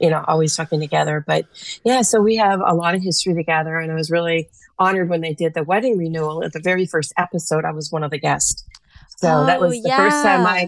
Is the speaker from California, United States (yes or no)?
no; Dodgeville, Wisconsin, United States; moved away as an adult; also born or lived in Chicago, Illinois; now in Middleton, Wisconsin, United States; I actually grew up in Wisconsin in a really small town called Dodgeville, but I've been in Chicago since I was in my 20s for a very long time, raised my family there